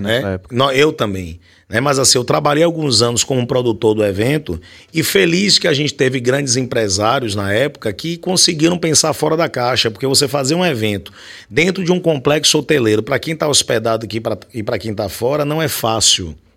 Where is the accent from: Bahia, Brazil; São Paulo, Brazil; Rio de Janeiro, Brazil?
Bahia, Brazil